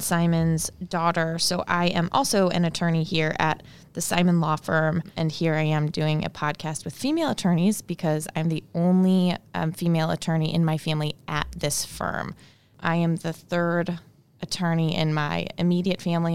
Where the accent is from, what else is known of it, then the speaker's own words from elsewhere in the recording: St. Louis, Missouri, United States; I was born and raised in Saint Louis